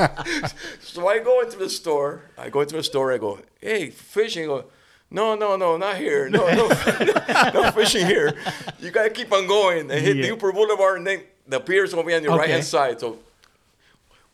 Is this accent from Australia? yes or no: no; Santiago de Cuba, Cuba; now in United States; I was born in Santiago, Cuba. I used to live in the countryside